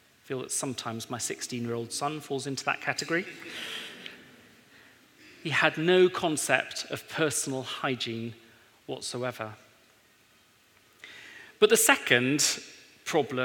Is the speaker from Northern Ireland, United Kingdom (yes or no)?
no; Wales, United Kingdom; moved away as an adult; now in Surrey, United Kingdom; I'm Welsh. Did Mike mention that earlier? So I'm a Welshman in England. I've spent most of my life in Wales. I was born and brought up there